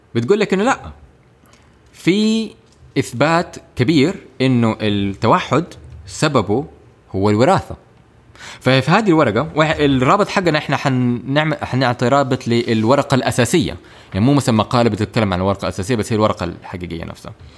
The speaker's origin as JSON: {"language": "Arabic", "town": "Jeddah", "region": "Makkah Province", "country": "Saudi Arabia", "tie": "born or raised there", "also_born_or_lived": "Cairo, Egypt / United Kingdom", "said": "انا تخرجت من مدرسه دار الفكر في هنا في جده"}